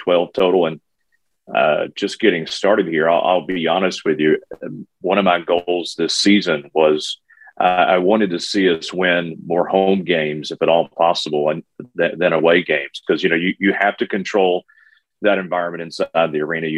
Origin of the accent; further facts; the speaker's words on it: Alabama, United States; moved away; also born or lived in San Antonio; I grew up in Alabama.